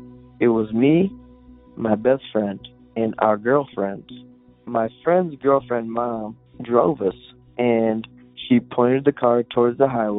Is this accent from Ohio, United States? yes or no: yes; Bowling Green, Ohio, United States; Hey, I'm … from Bowling Green, Ohio.